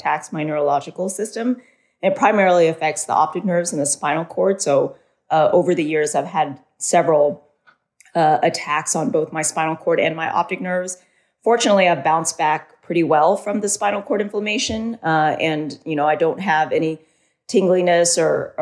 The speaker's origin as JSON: {"language": "English", "region": "Southern California", "country": "United States", "tie": "born or raised there", "said": "I was born in Southern California. I grew up as an only child"}